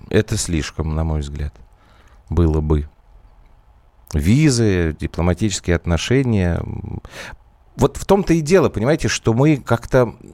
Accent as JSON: {"language": "Russian", "region": "Moscow", "country": "Russia", "said": "я из Москвы."}